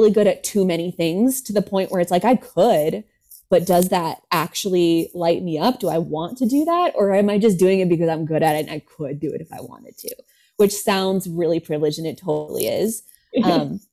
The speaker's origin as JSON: {"language": "English", "region": "California", "country": "United States", "tie": "born or raised there", "said": "I grew up in California"}